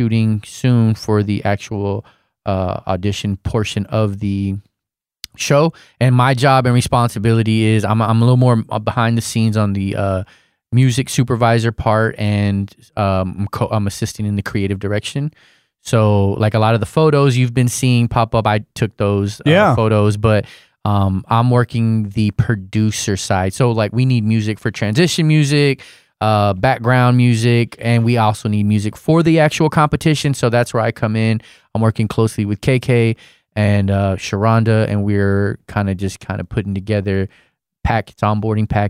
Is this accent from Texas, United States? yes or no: yes; Corpus Christi, Texas, United States; moved away; I'm from Corpus Christi originally. So I grew up by the beach